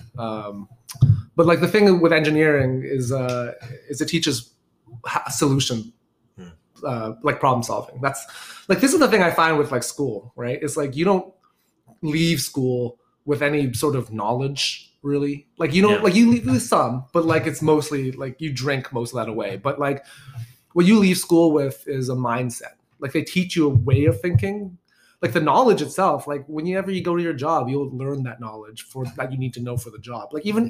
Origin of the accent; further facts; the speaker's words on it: Markham, Ontario, Canada; I grew up in Markham.